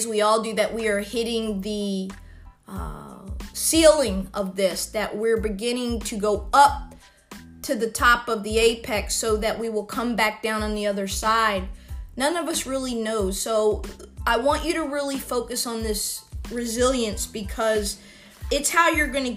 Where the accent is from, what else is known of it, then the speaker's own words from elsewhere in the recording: United States; being an American